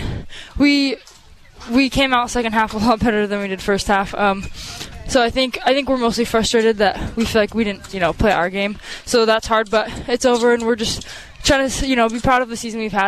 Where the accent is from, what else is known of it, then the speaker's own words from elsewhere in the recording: California, United States; moved away as an adult; now in Provo, United States; I grew up in California.